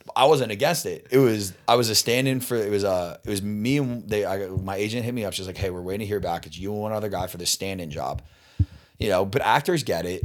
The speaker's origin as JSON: {"language": "English", "area": "Delaware County", "region": "Pennsylvania", "country": "United States", "tie": "born or raised there", "moved": "as an adult", "lives_now": "Los Angeles, United States", "said": "I grew up in Delco, Delaware"}